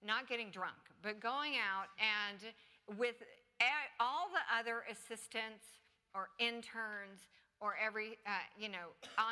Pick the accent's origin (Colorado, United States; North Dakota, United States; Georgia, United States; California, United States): Georgia, United States; Atlanta; moved away; also born or lived in Los Angeles; my hometown. The Civic Center, where I went on field trips in elementary school